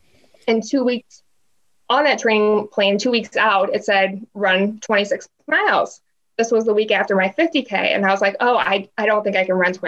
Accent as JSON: {"language": "English", "town": "Dubuque", "region": "Iowa", "country": "United States", "said": "Dubuque, Iowa."}